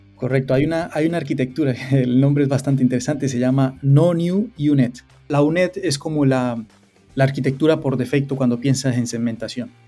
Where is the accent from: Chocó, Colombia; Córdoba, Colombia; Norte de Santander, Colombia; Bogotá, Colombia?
Norte de Santander, Colombia; Cúcuta; moved away as an adult; now in London, United Kingdom; Yo soy de, de Cúcuta, de Colombia